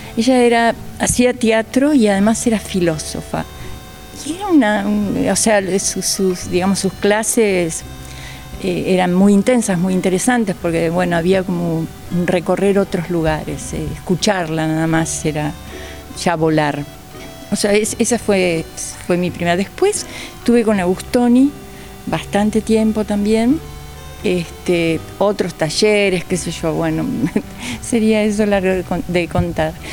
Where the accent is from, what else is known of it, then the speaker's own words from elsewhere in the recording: Villa Ballester, Buenos Aires Province, Argentina; desde tendría tres años. Ah, toda la vida. Toda la vida, toda la vida. Todo acá transcurrió. O sea, sí, muy, muy chiquitita, escuela acá, eh, primaria, secundaria